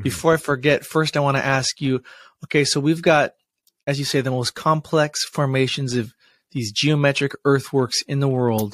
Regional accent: Washington, United States; Washington State. That's my home state here

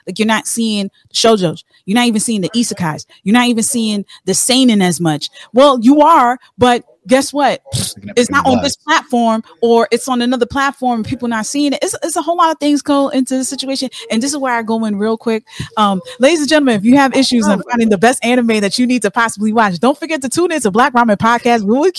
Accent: New York City, New York, United States; I'm from New York, I'm from Brooklyn.

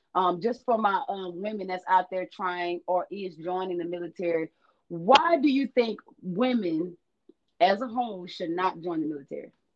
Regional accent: Shreveport, Louisiana, United States; I was raised in Shreveport, Louisiana

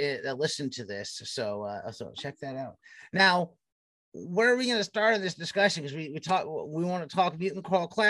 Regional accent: Cincinnati, Ohio, United States; we're from the Cincinnati area

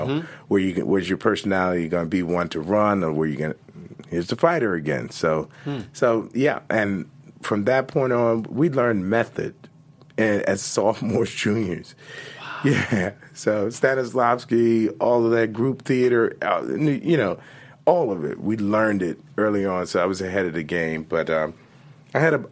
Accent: Richmond, Virginia, United States; moved away as an adult; also born or lived in New York; my hometown university, Virginia Commonwealth University.

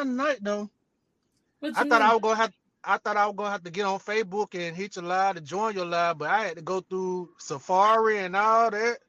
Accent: Auburn, Georgia, United States; I come from Auburn, Georgia. Yeah. Hey, the baby, I'm an unk. You know what I'm saying? I ain't going to tell my age, but I'm an unk.

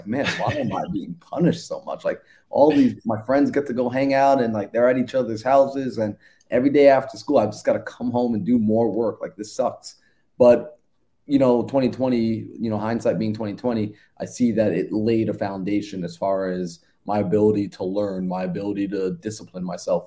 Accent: Long Island, New York, United States; I'm originally from New York. Born and raised out in Long Island, New York, and I was born to two Caribbean parents

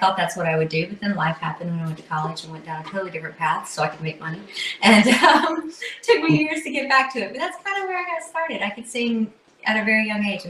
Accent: Burke County, North Carolina, United States; right here in Burke County, North Carolina. Yes, out in the country

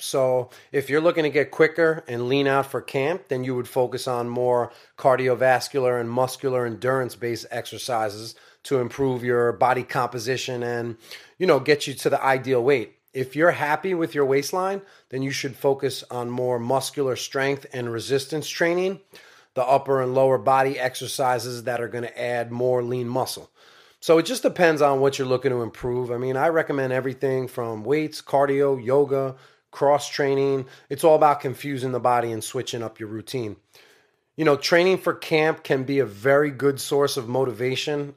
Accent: New York, United States; I'm from New York.

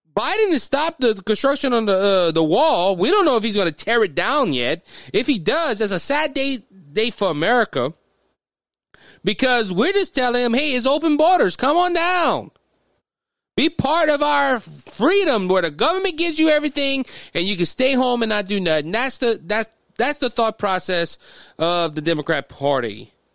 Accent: United States; we as American citizens

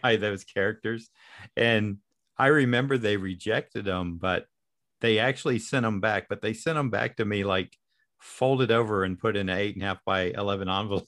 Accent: Daytona Beach, Florida, United States; also born or lived in Kentucky / Orlando; I was born in Kentucky, but I think my family, after three months, moved to the Daytona area

